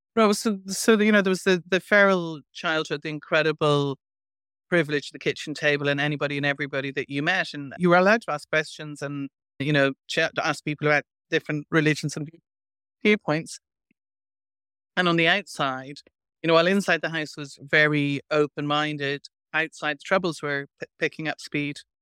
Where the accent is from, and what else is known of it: Ireland; born or raised there